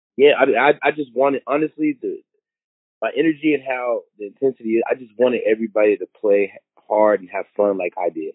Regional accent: Seattle, Washington, United States; I grew up playing in Seattle, Washington

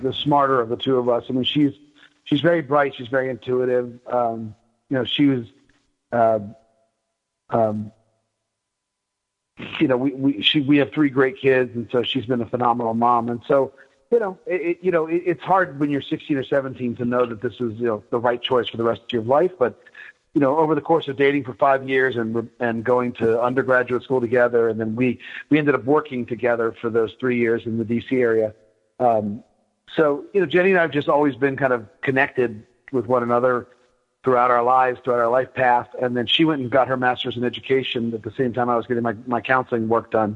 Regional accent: Virginia Beach, Virginia, United States; I grew up in Virginia Beach, Virginia

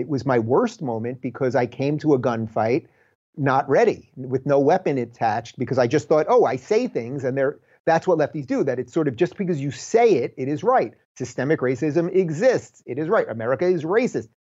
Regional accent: United States; I am an American, that I was born in this country that is the freest place ever

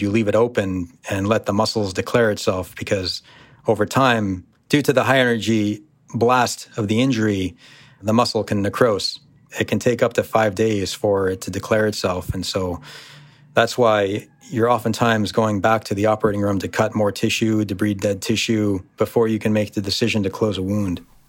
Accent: United States; born or raised there; also born or lived in Syria (ancestry)

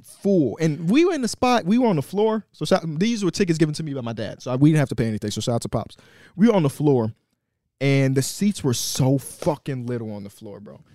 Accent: Chicago, Illinois, United States; North Avenue, Austin, which is where I am from

